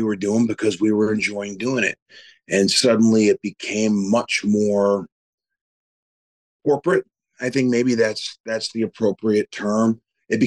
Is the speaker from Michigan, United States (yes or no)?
yes; Detroit, Michigan, United States; moved away as an adult; also born or lived in California; ever since I was a little kid growing up in Detroit